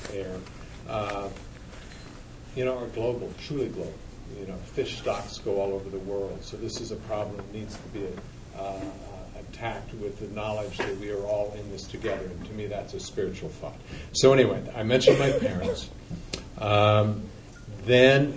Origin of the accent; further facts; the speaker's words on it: Flagstaff, Arizona, United States; I grew up in Flagstaff, Arizona.